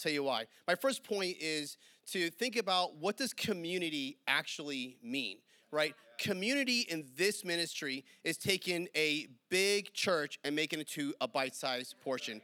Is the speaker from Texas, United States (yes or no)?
no; New York, United States; moved away; I'm from New York